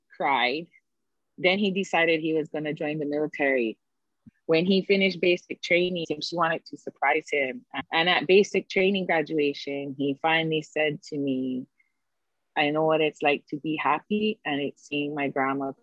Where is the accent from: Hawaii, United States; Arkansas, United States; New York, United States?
Hawaii, United States; us as locals, you know, as who we are from Hawaii